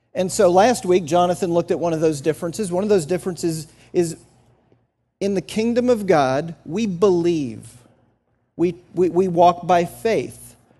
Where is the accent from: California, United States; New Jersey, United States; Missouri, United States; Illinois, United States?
New Jersey, United States; moved away; I grew up in New Jersey